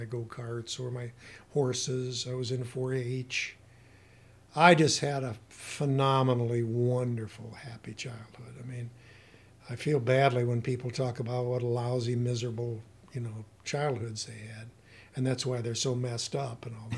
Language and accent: English; Battle Creek, Michigan, United States; now in Climax, United States; I grew up in the southern Battle Creek area. I went to Harper Creek school system the entire, years in school. Grew up on a farm. I was born on 6.5 Mile